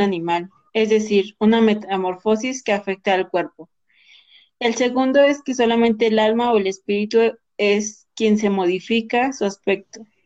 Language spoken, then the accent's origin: Spanish; Mexico; de aquí de nuestro lindísimo país México